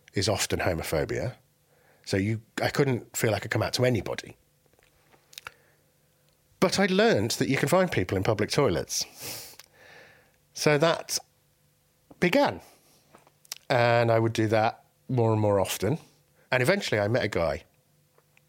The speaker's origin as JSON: {"language": "English", "region": "England", "country": "United Kingdom", "tie": "born or raised there", "also_born_or_lived": "Baghdad, Iraq", "said": "I was born in Baghdad and I came to England when I was 2 years old"}